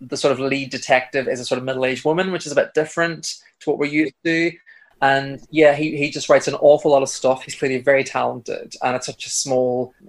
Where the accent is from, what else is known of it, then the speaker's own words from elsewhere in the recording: Ireland; yourself and I both being Irish men